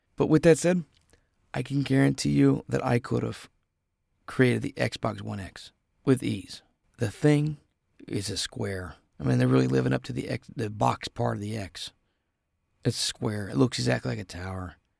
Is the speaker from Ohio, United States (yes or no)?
yes; Ohio, United States; I'm from Ohio